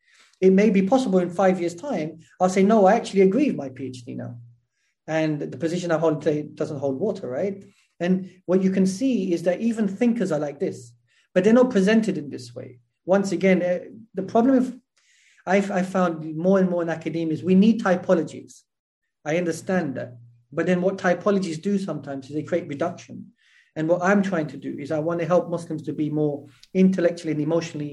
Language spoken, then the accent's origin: English; England, United Kingdom; born or raised there